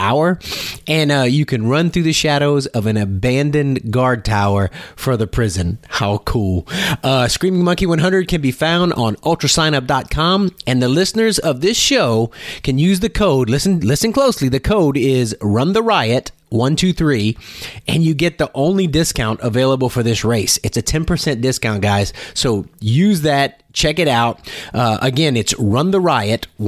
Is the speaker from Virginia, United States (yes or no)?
no; South Louisiana, United States; I'm from South Louisiana.